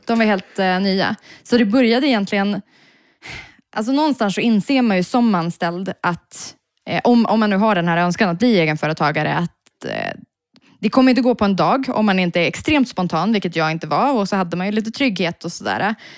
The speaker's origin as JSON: {"language": "Swedish", "town": "Piteå", "region": "Norrbotten County", "country": "Sweden", "moved": "as an adult", "lives_now": "Stockholm, Sweden", "said": "som nyinflyttad stockholmare, för jag kommer från Piteå"}